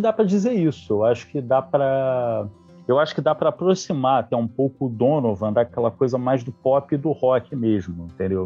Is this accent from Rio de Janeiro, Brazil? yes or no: yes; Niterói, Rio de Janeiro, Brazil; sou aqui de Niterói, Rio de Janeiro